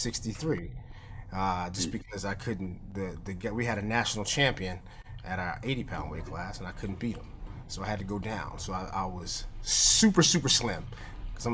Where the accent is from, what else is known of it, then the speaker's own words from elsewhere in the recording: New York, United States; also born or lived in Tennessee; now in Tysons, United States; I grew up in New York. I went to high school in Tennessee.